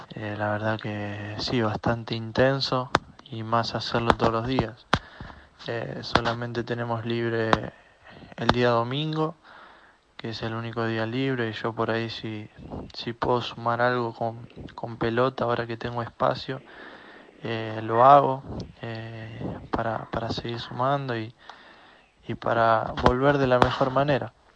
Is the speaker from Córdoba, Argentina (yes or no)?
yes; Marcos Juárez, Córdoba, Argentina; moved away as an adult; pude venirme a mi pueblo, a Marco Juárez